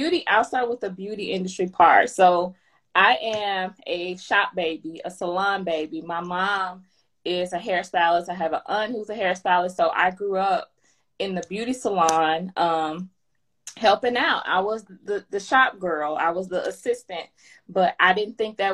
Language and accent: English; Mississippi, United States; moved away as an adult; also born or lived in Chicago area, Illinois; now in Georgia, United States; I'm from Mississippi. I moved to the Chicago area to get married to my husband.